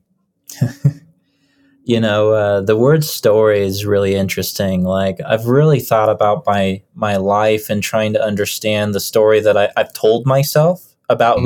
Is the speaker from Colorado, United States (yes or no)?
yes; Lakewood, Colorado, United States; also born or lived in Boulder, Colorado; We've lived and moved up and down the same street for about 25 years. and it's just been up and down the same street on Kipling, uh, right in the heart of Lakewood, uh, which is a little suburb outside of Denver